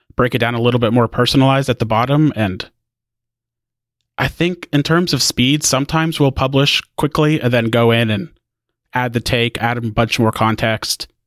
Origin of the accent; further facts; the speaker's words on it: Indiana, United States; now in Waco, United States; I'm from Indiana originally. Now I live in Waco, Texas.